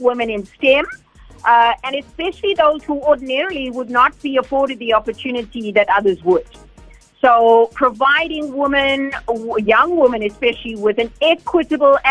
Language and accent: English; Durban, KwaZulu-Natal, South Africa; I was indeed born and raised in the Wentworth Bluff areas, and proudly so